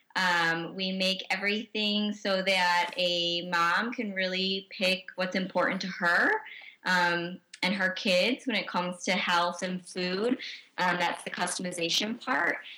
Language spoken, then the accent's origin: English; Chicago, Illinois, United States; as a Chicagoan